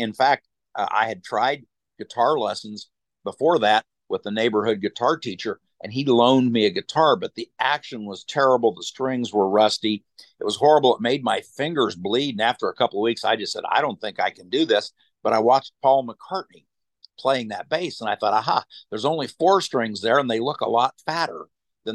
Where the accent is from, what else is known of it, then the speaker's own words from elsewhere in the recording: Wichita, Kansas, United States; moved away; I'm from Wichita, Kansas originally.